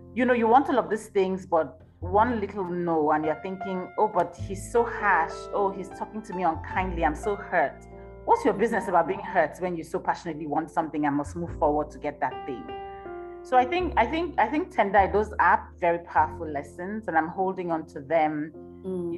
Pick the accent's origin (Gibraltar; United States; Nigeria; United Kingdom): Nigeria; now in Johannesburg, South Africa; i'm nigerian myself who lives in, in johannesburg